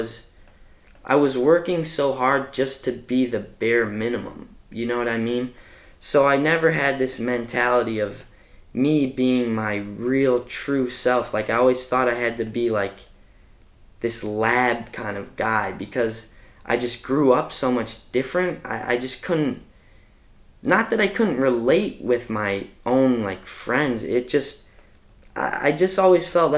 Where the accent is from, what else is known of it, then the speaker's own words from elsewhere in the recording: Chicago, Illinois, United States; moved away; I'm from Chicago, and I grew up in Hyde Park on 61st and, well, 62nd in Woodlawn